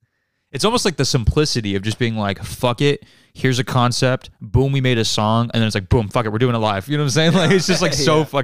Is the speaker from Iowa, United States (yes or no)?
no; California, United States; Because like, we're from California, so there's like a bunch of California slang